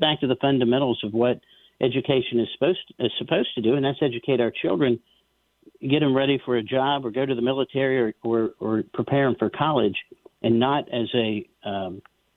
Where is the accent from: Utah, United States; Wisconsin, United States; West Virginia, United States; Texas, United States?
West Virginia, United States; now in Virginia, United States; I'm originally from West Virginia.